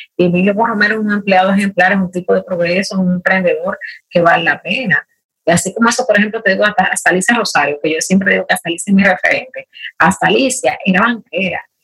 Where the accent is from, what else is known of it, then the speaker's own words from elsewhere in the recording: Dominican Republic; dominicana, de pasión, profesión y nacimiento.